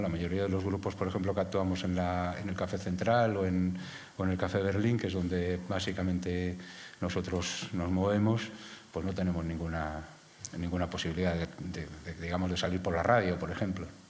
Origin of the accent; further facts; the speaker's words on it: Madrid, Community of Madrid, Spain; now in Galapagar, Spain; no soy madrileño, ahora soy de Galapagar.